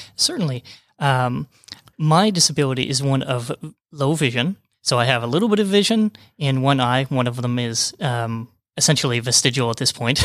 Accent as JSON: {"language": "English", "region": "Utah", "country": "United States", "also_born_or_lived": "New Mexico / Florida / Georgia", "moved": "yes", "lives_now": "Rome, Georgia, United States", "said": "Originally, I'm from Utah, and then kinda worked my way, way around the bottom of the United States"}